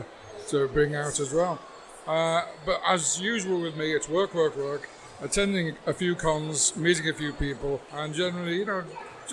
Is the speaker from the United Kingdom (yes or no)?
yes; Liverpool, North West England, United Kingdom; I was born in Liverpool